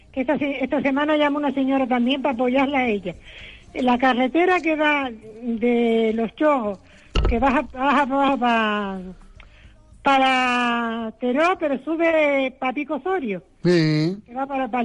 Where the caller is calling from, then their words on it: Telde, Canary Islands, Spain; Mire, soy de Telde, una señora de Telde.